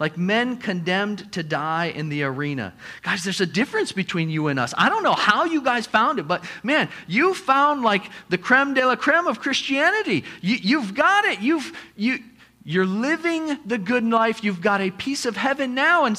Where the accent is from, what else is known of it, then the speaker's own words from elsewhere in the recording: United States; also born or lived in Papua New Guinea; us as the American church